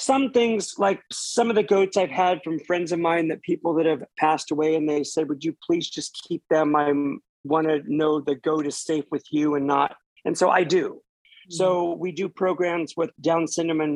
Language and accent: English; Ferndale, California, United States; Born and raised in Ferndale